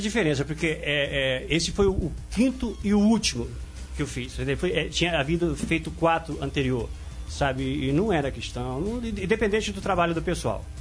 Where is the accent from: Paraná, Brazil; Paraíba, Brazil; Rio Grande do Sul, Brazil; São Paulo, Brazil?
Paraná, Brazil; Foz do Iguaçu; now in Curitiba, Brazil; Eu sou de Foz de Iguaçu, daquela região ali. É uma região complicada, né? Então, é, é, desde a minha adolescência, infância, foi tudo ali